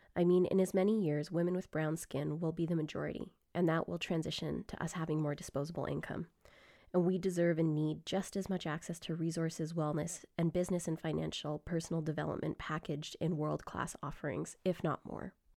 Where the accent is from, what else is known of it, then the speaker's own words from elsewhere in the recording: Grande Prairie, Alberta, Canada; I grew up in Grand Prairie, Alberta